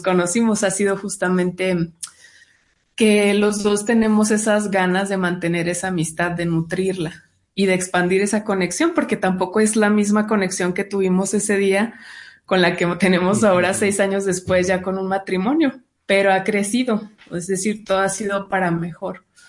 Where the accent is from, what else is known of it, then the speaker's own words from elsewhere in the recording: Chihuahua, Mexico; yo soy del norte, de un estado llamado Chihuahua, que está con la frontera en Estados Unidos.